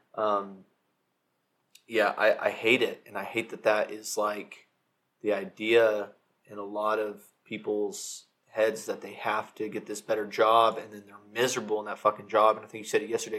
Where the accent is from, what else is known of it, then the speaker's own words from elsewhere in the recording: Fort Worth, Texas, United States; We're both from Fort Worth.